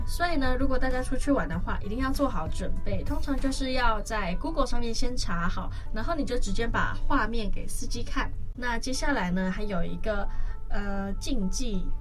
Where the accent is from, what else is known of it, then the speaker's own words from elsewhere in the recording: Taiwan; 像我们台湾人就是那么的chill